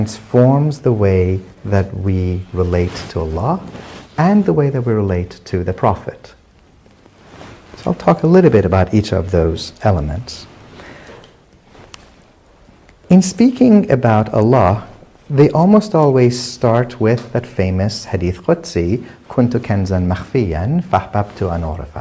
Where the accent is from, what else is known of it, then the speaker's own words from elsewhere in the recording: Isfahan, Iran; from my hometown